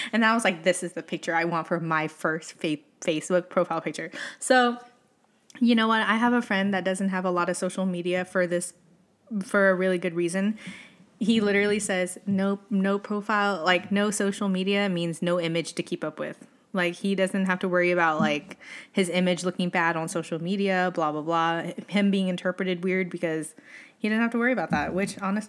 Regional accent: Utah, United States; born there; now in New York, United States; And sis is like, we're in New York and I was born in Utah

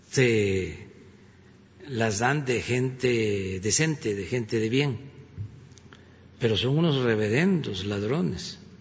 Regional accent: Tabasco, Mexico; soy tabasqueño y soy veracruzano, porque mi papá era de Veracruz

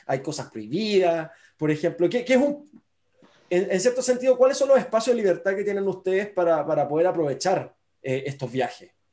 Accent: Viña del Mar, Valparaíso, Chile; yo que crecí en Viña del Mar

